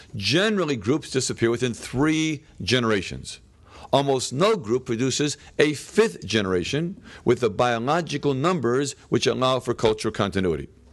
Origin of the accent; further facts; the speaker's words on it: Boston, Massachusetts, United States; I'm from Boston